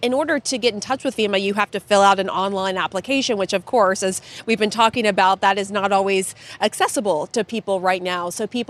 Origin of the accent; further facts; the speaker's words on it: Kentucky, United States; growing up in Kentucky, very familiar with tornadoes, tornado warnings.